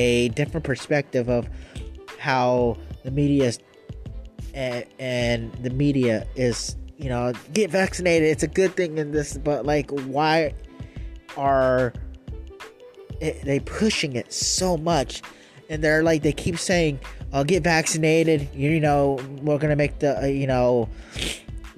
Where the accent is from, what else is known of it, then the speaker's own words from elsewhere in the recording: Arizona, United States; my home state, Arizona